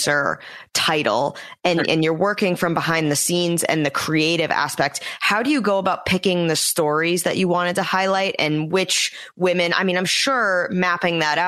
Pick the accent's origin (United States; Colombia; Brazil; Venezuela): United States; New England; I'm from the New England area